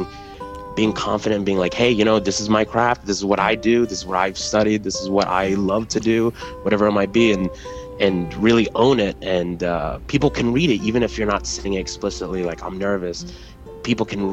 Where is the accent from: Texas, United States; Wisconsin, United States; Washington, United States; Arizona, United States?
Texas, United States; moved away as an adult; now in New York City, United States; I grew up in Texas, but I moved here